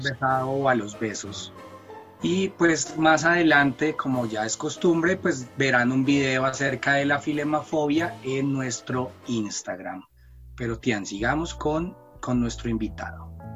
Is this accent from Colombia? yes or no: yes; Colombia; nosotros crecimos acá en Colombia con muchas novelas mexicanas